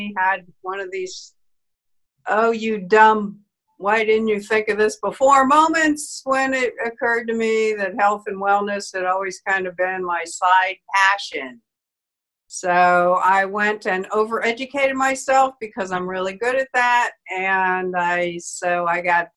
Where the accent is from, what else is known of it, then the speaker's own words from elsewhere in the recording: New York City, New York, United States; I grew up in Manhattan and I talk real English still.